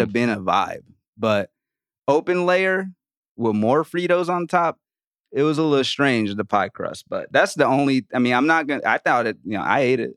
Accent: New Orleans, Louisiana, United States; I grew up in Louisiana, man. I grew up in New Orleans.

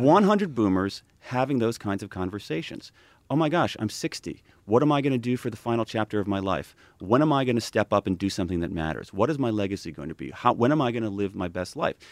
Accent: Ohio, United States; I'm from Ohio

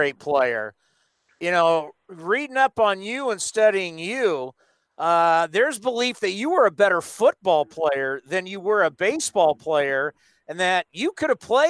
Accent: San Diego, California, United States; I grew up actually in San Diego

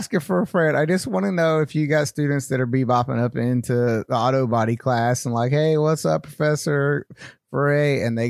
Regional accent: North Carolina, United States; I'm from North Carolina.

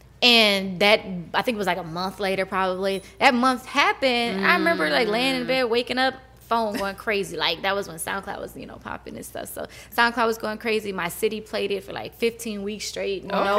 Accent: Houston, Texas, United States; moved away; I'm from Houston

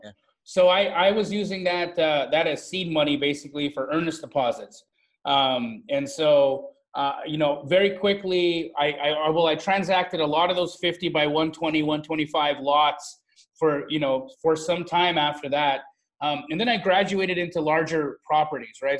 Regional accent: Calgary, Alberta, Canada; moved away as an adult; also born or lived in Phoenix; I grew up in Calgary, Alberta, Canada.

